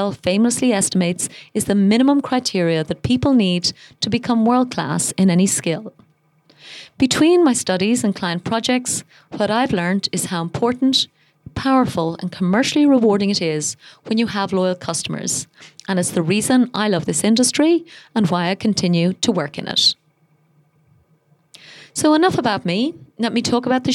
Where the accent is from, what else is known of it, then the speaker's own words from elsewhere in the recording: Ireland; now in Dubai, United Arab Emirates; I'm Irish, and I live most of the year in Dubai.